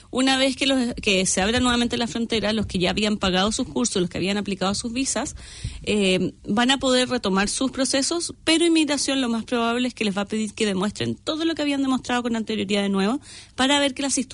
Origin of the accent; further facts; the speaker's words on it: Santiago, Santiago Metropolitan Region, Chile; moved away as an adult; now in New Zealand; Yo soy de Santiago, Chile.